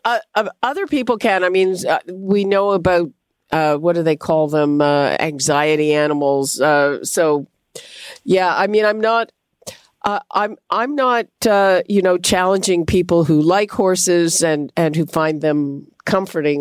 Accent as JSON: {"language": "English", "region": "Quebec", "country": "Canada", "tie": "born or raised there", "moved": "yes", "said": "I grew up in Quebec."}